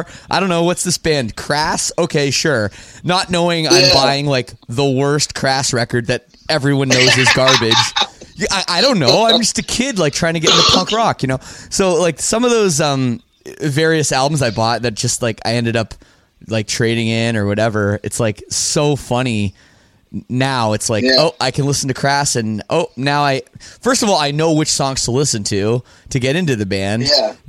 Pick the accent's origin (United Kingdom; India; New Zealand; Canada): Canada; I'm from Canada too